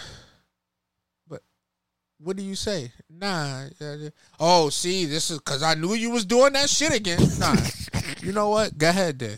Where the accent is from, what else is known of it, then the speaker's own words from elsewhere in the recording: New York, United States; I'm from New York